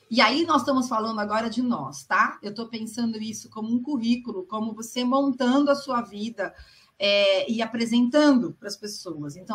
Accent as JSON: {"language": "Portuguese", "region": "São Paulo", "country": "Brazil", "tie": "born or raised there", "said": "Nasci em São Paulo, sempre vivi em São Paulo."}